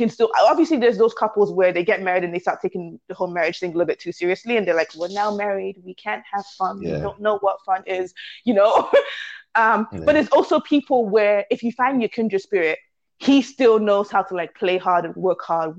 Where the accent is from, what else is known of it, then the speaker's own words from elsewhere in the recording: Canada; I'm very much Canadian.